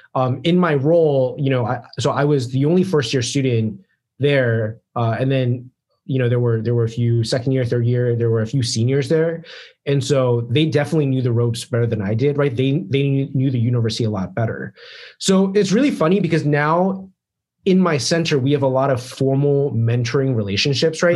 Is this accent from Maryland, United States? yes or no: yes; Maryland, United States; moved away as an adult; i'm from like maryland